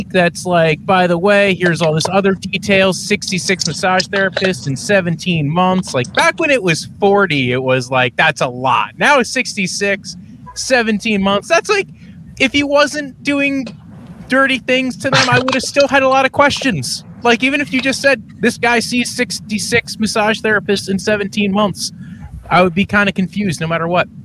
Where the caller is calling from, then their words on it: New Jersey, United States; I am I'm telecasting from New Jersey, uh, Browns fan from New Jersey, strangely enough.